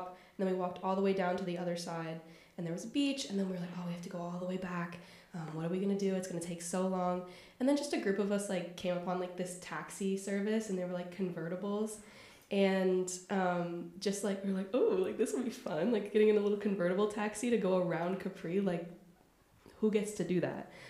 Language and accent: English; United States; moved away as an adult; now in Perugia, Italy; I'm from the States